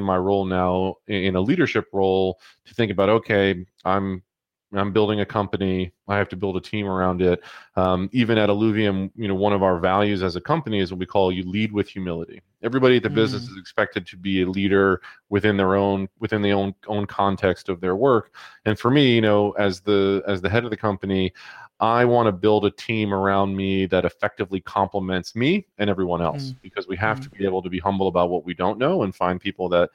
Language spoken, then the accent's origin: English; New York, United States; my hometown